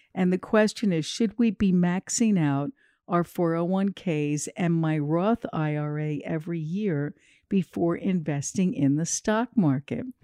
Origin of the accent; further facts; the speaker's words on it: New Jersey, United States; I'm from New Jersey as well.